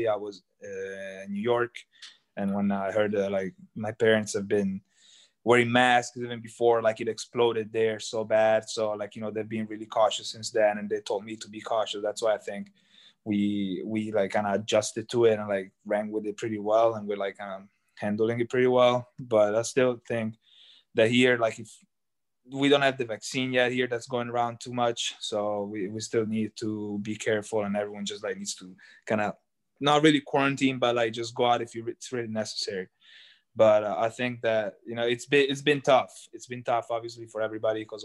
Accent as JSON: {"language": "English", "country": "Italy", "tie": "born or raised there", "also_born_or_lived": "Cremona", "moved": "as an adult"}